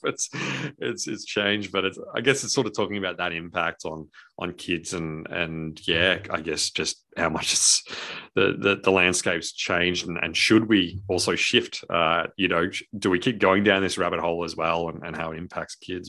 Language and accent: English; Australia; we're Australian